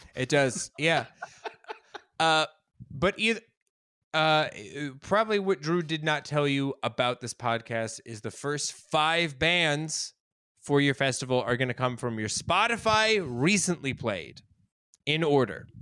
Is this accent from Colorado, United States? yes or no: yes; Colorado, United States; I'm from Colorado. We didn't have an Italian class